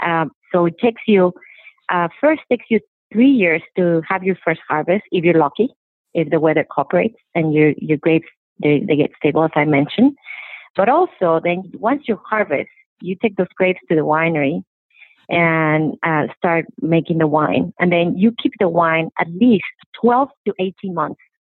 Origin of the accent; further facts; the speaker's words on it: Mexico; moved away as an adult; also born or lived in San Francisco, United States; now in Oregon, United States; I grew up in Mexico